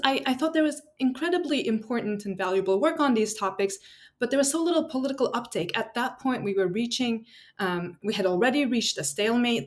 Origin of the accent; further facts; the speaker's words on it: Istanbul, Turkey; moved away as an adult; also born or lived in United States / Oxford, United Kingdom; now in San Diego, United States; I'm originally from Istanbul, Turkey.